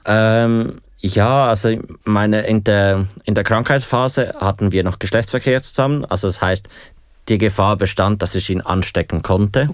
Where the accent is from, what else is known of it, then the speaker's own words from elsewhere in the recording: Aargau, Switzerland; ich komme aus dem Aargau